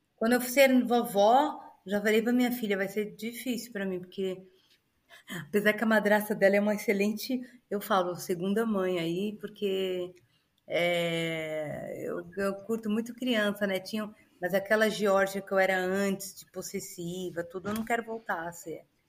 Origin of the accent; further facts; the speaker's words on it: Brazil; moved away as an adult; also born or lived in Alphaville / Monaco; now in Dubai, United Arab Emirates; eu nasci no Brasil, eu sou brasileira, vou morrer brasileira amo o Brasil.